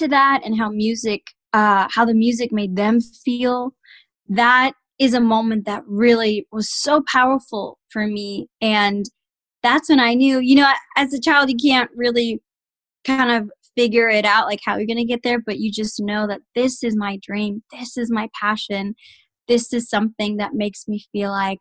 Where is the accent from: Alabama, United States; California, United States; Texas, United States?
Texas, United States; San Antonio; I was born and raised in San Antonio, Texas